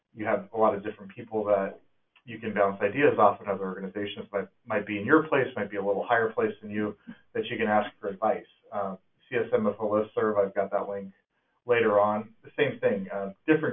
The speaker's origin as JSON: {"language": "English", "region": "California", "country": "United States", "moved": "as an adult", "lives_now": "Snoqualmie, United States", "said": "I'm in Washington now, but I'm from California"}